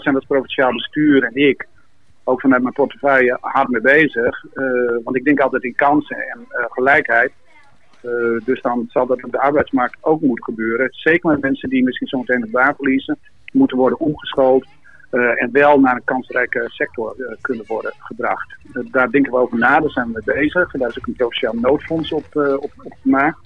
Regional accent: Netherlands; in Marem, waar ik geboren ben

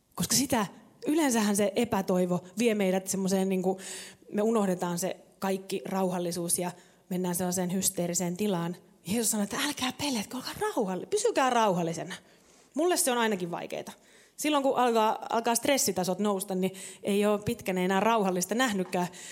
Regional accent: Savo, Finland; mä oon kasvanut tuolla syvällä Savossa vähän niin kuin puskassa

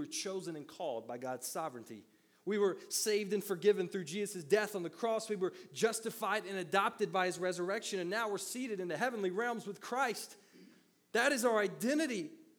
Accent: Middle Tennessee, United States; I grew up in a town of about 18,000 people in Middle Tennessee

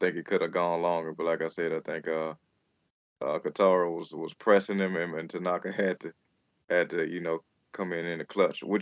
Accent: United States; as an American fan

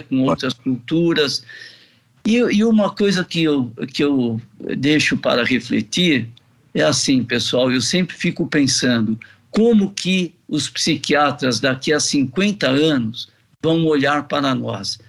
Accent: Brazil; nós, como brasileiros

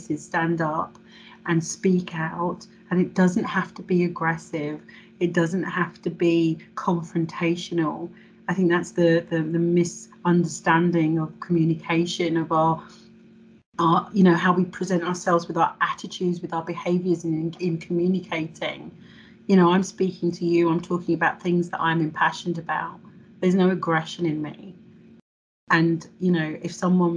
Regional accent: England, United Kingdom; I was born in England and therefore I'm English

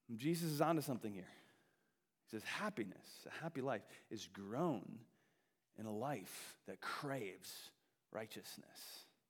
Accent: Wisconsin, United States; I grew up in Wisconsin, home of the hunters

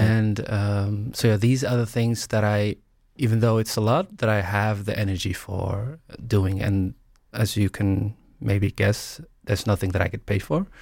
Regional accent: Breda, North Brabant, Netherlands; also born or lived in Somalia; grew up in the Netherlands, mainly came here as a refugee, as a kid, and, yeah, grew up in the south of the Netherlands, Breda

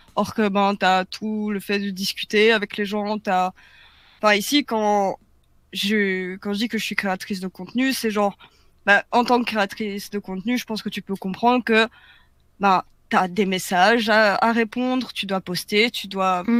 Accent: Belgium; je suis belge

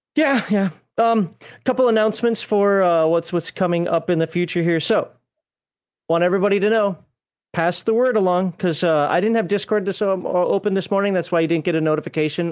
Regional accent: United States; being an American

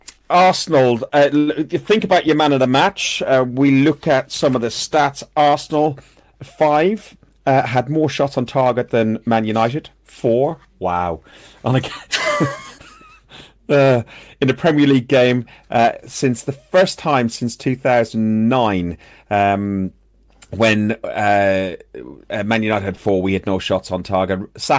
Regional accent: Athlone, Leinster, Ireland; my hometown is Athlone Town in Ireland.

